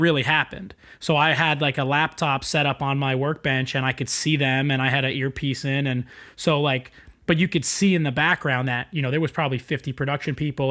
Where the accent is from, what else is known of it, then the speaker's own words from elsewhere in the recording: East Rockaway, New York, United States; I grew up on East Rockaway on the South Shore.